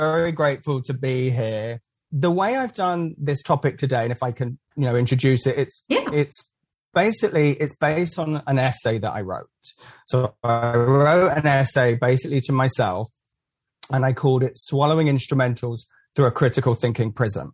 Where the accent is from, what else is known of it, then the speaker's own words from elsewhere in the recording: England, United Kingdom; also born or lived in Central Florida; now in Florida, United States; I'm from England originally